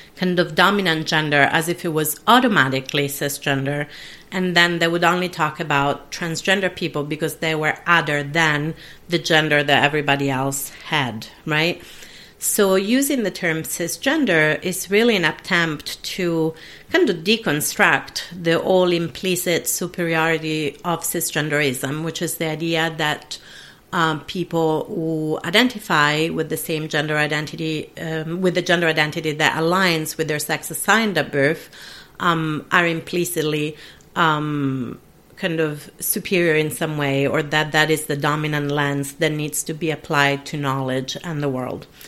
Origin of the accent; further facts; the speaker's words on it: Italy; first language Italian; English is a second language; moved away as an adult; I was brought up in an Italian speaking dominant country